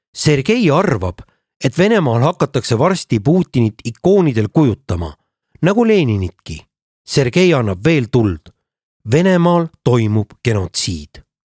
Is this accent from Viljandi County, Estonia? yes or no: no; Narva-Jõesuu, Ida-Viru County, Estonia; now in Tallinn, Estonia; olen siitkandist pärit